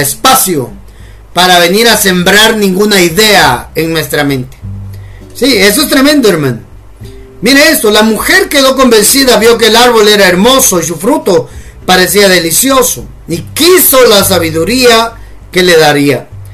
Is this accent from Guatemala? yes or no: yes; Guatemala; decimos acá en Guatemala.